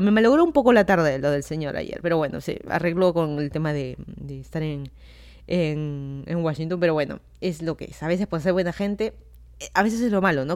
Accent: Lima, Peru; moved away as an adult; also born or lived in Miami, United States; now in Virginia, United States; yo soy de Lima, Perú, me mudé a Estados Unidos hace un poco más de dos años

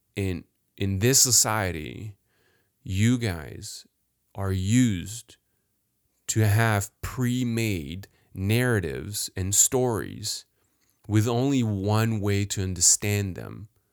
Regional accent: Paris, Île-de-France, France; I was born in France, grew up in France, even worse, in Paris, downtown Paris

